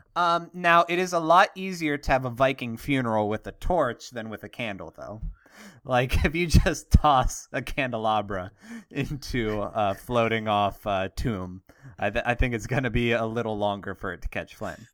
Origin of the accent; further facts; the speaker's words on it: Pittsburgh, Pennsylvania, United States; I'm from Pittsburgh, uh, steel, steel nation, Steeler nation